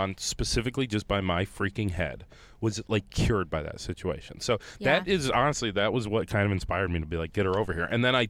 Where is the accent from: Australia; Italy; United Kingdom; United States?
United States; Ohio; And I was from Ohio.